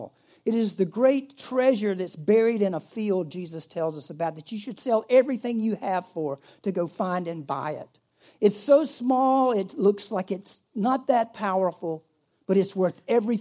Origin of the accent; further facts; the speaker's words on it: United States; I'm an American